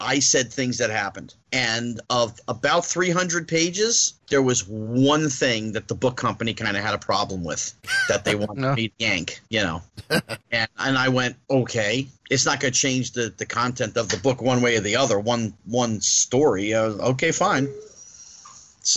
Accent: New Jersey, United States; the kid from Jersey

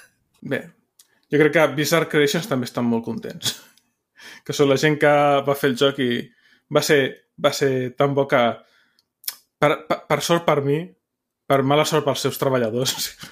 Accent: Barcelona, Catalonia, Spain; com a català, barceloní

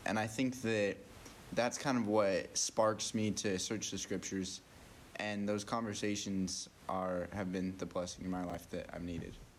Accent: Cache Valley, Utah, United States; moved away; I'm from the Cache Valley, Utah area

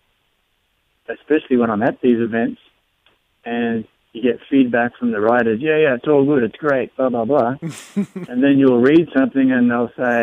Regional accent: rural northern Victoria, Australia; moved away as an adult; now in United States; I grew up in Australia on a dairy farm. It's out in rural northern Victoria.

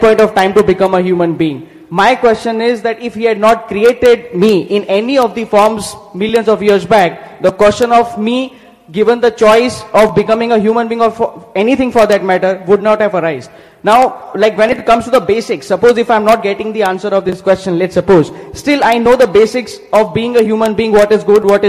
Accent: India; I'm from India

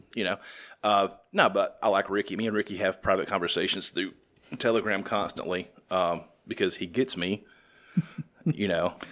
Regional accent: the South, United States; I'm from the South.

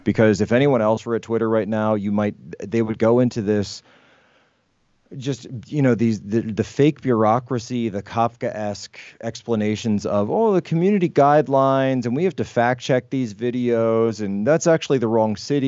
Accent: Pennsylvania, United States; My home state of Pennsylvania

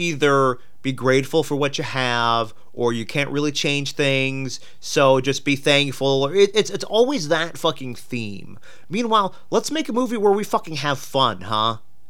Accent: Pittsburgh, Pennsylvania, United States; Hey, I am from Pittsburgh.

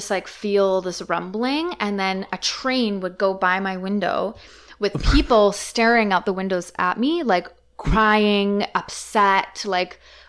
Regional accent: Comox, British Columbia, Canada; also born or lived in Delta; so I grew up in Comox.

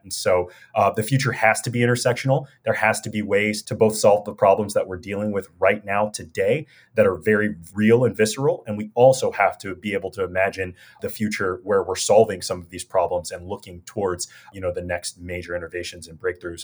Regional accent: Los Angeles, California, United States; I'm a kid from South Central L A. We grew up with nothing

